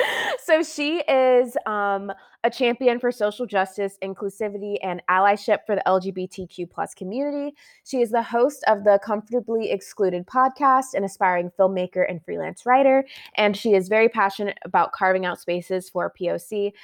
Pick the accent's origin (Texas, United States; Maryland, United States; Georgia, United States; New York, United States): Maryland, United States; I'm from Maryland originally.